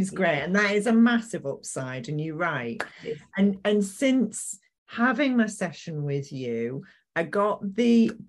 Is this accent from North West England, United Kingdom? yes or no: yes; Manchester, North West England, United Kingdom; I'm from Manchester